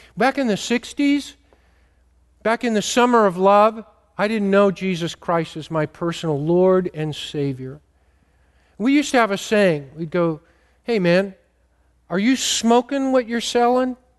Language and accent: English; Modesto, California, United States; I grew up in Modesto